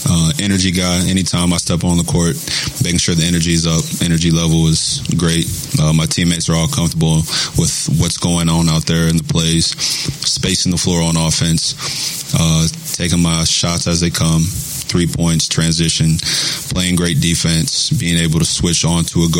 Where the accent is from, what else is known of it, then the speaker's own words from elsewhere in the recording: West Virginia, United States; moved away as an adult; also born or lived in Kentucky / Toronto; now in Oklahoma City, United States; I grew up in West Virginia uh, pretty much my whole life. I went to Kentucky